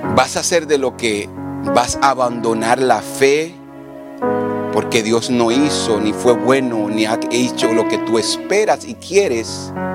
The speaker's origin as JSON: {"language": "Spanish", "region": "Samaná", "country": "Dominican Republic", "tie": "born or raised there", "said": "Yo crecí en un barrio en República Dominicana, en Samaná, uno de los peores barrios que se puede decir"}